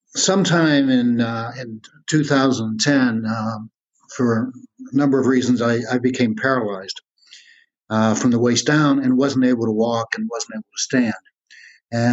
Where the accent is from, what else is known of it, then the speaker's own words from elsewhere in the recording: West Virginia, United States; also born or lived in Bronx, New York; now in Manhattan, United States; I grew up in West Virginia.